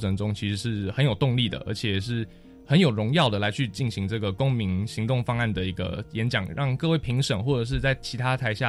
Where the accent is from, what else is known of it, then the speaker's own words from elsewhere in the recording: Taoyuan, Taiwan; 其实我们八个人从桃园来到台北，其实是蛮紧张的。